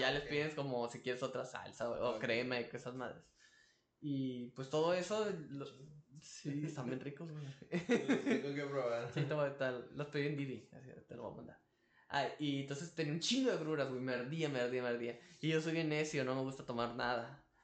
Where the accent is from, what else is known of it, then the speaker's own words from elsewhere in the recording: Tijuana, Baja California, Mexico; somos de Tijuana